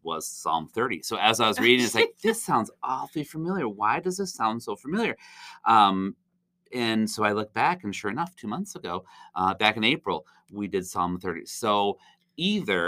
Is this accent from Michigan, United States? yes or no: yes; Zeeland, Michigan, United States; also born or lived in southern Indiana; I grew up here in Zeeland in the RCA.